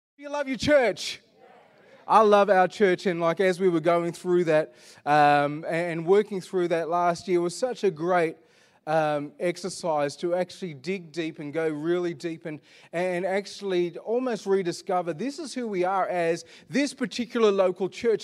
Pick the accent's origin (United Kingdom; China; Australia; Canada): Australia; Perth, Western Australia; I was born in Perth